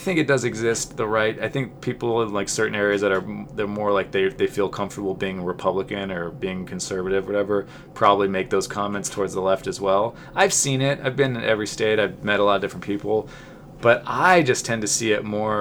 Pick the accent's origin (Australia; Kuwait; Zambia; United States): United States; Southern California; I'm from Southern California